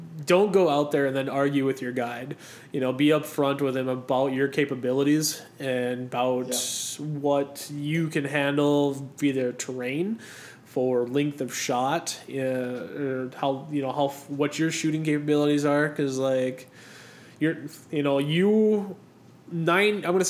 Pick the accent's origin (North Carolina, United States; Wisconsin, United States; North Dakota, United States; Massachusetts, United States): North Dakota, United States; we're from North Dakota